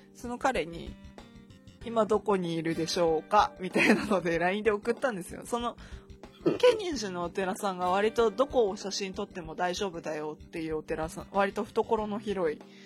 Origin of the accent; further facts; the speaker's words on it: Akita, Japan; moved away; 私が生まれ育った地域、まあ、秋田市ですね